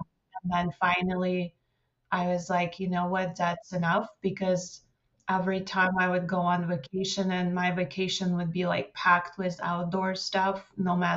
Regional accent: Moscow, Russia; moved away; I grew up in Moscow, Russia

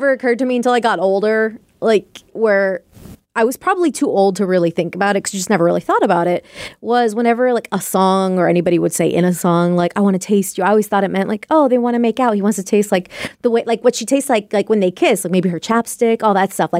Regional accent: Ireland; Growing up in Ireland, the church is always there.

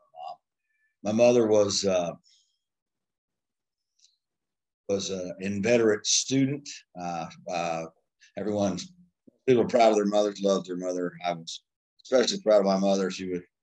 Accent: Lubbock, Texas, United States; moved away as an adult; also born or lived in Denver, Colorado / Phoenix, Arizona; I was actually born in Denver, Colorado, and moved to Lubbock, Texas, up on the High Plains when I was about 7. So I come by this accent, honestly. Grew up in Lubbock

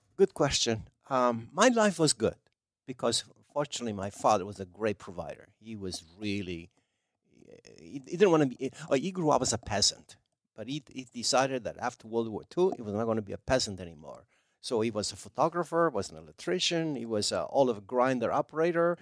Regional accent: province of Salerno, Campania, Italy; English is a second language; moved away as an adult; now in United States; we didn't have pizza in my hometown.

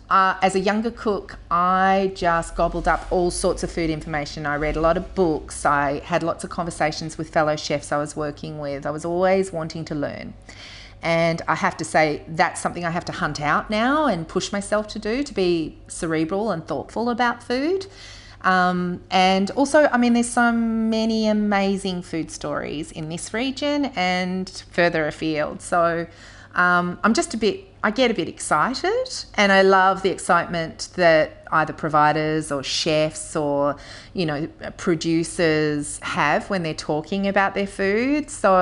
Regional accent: Melbourne, Victoria, Australia; now in Castlemaine, Australia; I'm from Melbourne originally myself, and also know that a lot of people in Castlemaine have, you know, connections to Melbourne

